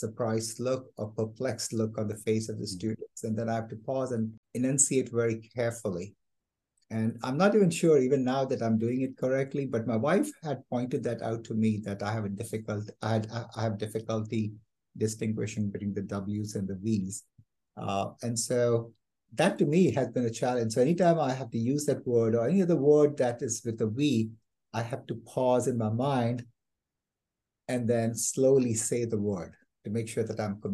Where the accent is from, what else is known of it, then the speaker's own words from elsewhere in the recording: Kalyan, Maharashtra, India; moved away as an adult; also born or lived in Philadelphia, United States; now in Fort Worth, United States; I was born and raised in India in a place called Kalyan, just outside Bombay